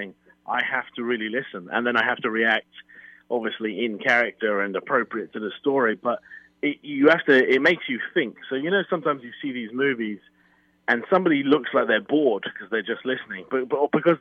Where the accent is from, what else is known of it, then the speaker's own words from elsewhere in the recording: United Kingdom; also born or lived in London; I'm British and I was trained in London